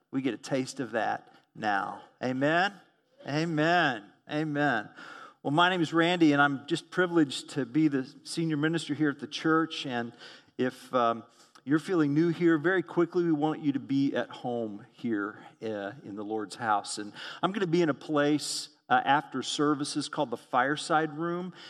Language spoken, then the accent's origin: English; Tulsa, Oklahoma, United States; moved away; also born or lived in Midwest; was born at Saint John's Hospital in the city of Tulsa, Oklahoma. Thus, I grew up in the Southwest, and I migrated to Midwestern culture